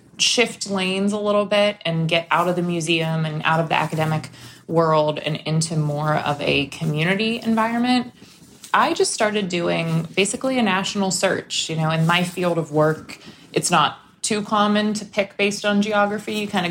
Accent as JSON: {"language": "English", "town": "Pittsburgh", "region": "Pennsylvania", "country": "United States", "tie": "born or raised there", "also_born_or_lived": "Missouri / Virginia", "moved": "as an adult", "said": "I grew up in Pittsburgh. I went to school in Missouri, spent some time at some other places, was living in Virginia, working in a museum."}